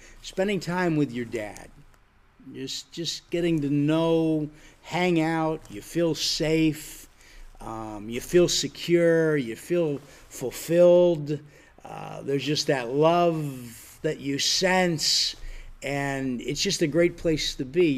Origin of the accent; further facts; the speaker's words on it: Erie, Pennsylvania, United States; moved away as an adult; also born or lived in Florida; I'm from Erie, Pennsylvania, but I went to school in Florida